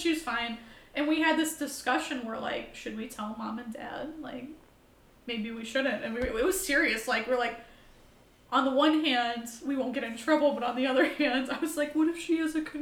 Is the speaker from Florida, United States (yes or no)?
no; Streator, Illinois, United States; accent: southern drawl; I'm from fucking Streeter, which is not far. It's 2.5 hours south